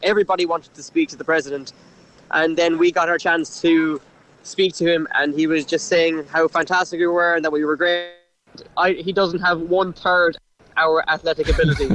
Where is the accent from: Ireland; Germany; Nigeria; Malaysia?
Ireland; Cork, Munster; I'm from Cork